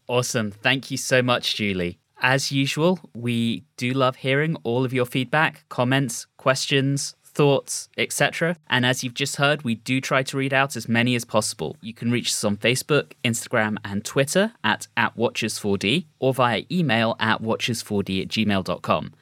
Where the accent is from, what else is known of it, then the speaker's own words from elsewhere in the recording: United Kingdom; As a British person